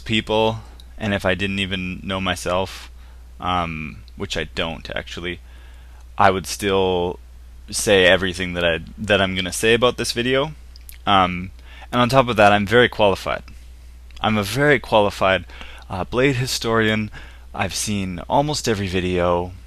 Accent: Canada; I'm from Canada.

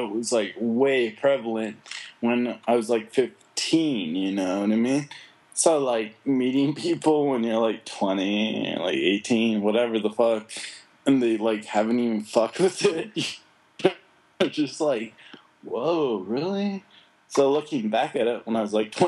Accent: United States; I'm American

